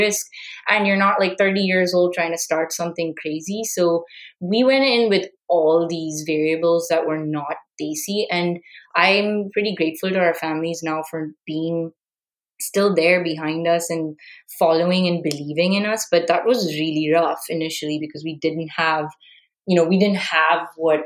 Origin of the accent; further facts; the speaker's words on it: India; moved away; as an Indian